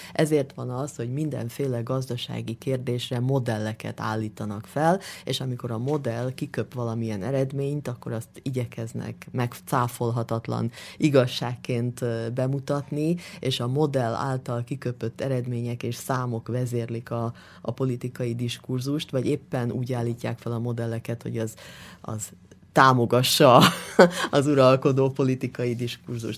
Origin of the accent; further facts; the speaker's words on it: Hungary; moved away as an adult; now in London, United Kingdom; én magyar vagyok, és nagyon szeretném ezt a tudásomat Magyarországon és magyar vidékeken kamatoztatni, tehát mindig egy kicsit azzal a szemmel is jövök haza